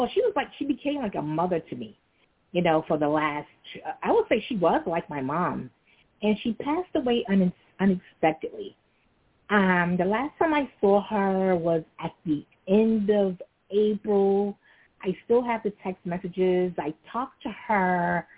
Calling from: New York City, New York, United States; I'm calling from Brooklyn.

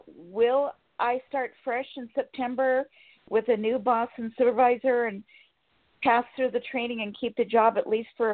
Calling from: Sacramento, California, United States

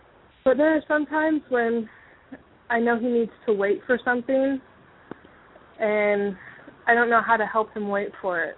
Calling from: Kentucky, United States; Hi, I'm … from Kentucky.

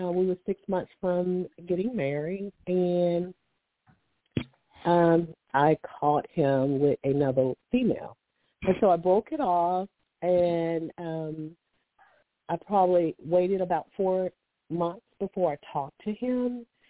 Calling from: Alabama, United States; I'm calling from Alabama.

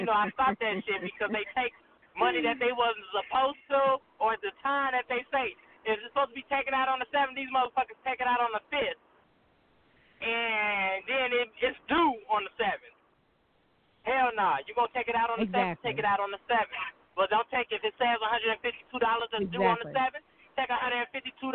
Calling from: Chicago, Illinois, United States; I'm calling in from Chicago, Illinois

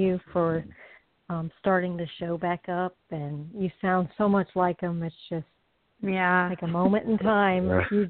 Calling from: Florida, United States; I'm calling from Florida.

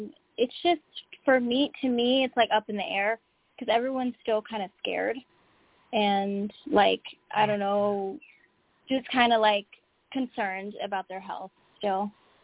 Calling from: Oxnard, California, United States; I'm calling from Oxnard, California.

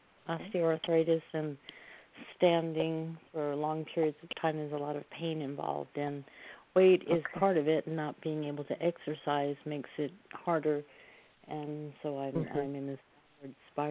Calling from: Oregon, United States; I'm calling from Oregon.

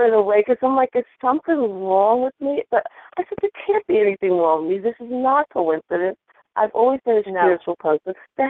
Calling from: Virginia, United States; I'm calling from Virginia.

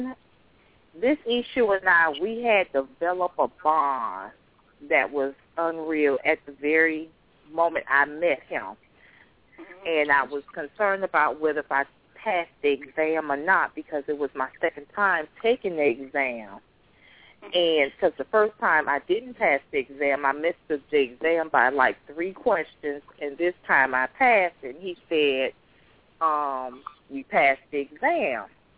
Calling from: Miami, Florida, United States; I'm calling from Miami, Florida.

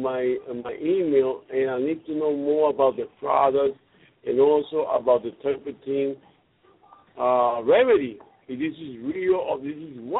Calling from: Puerto Rico; I'm calling from Puerto Rico.

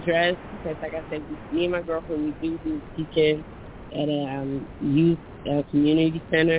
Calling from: Philadelphia, Pennsylvania, United States; I'm calling from Philly, but I'm really contemplating moving there.

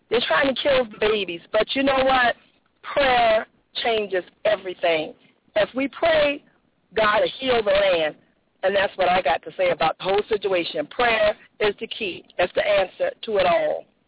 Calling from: Jacksonville, United States; I'm calling from Jacksonville.

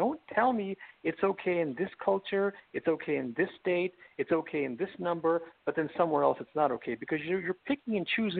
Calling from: Los Angeles, California, United States; I'm calling from the greatest state in America, California, the greatest city in America, Los Angeles.

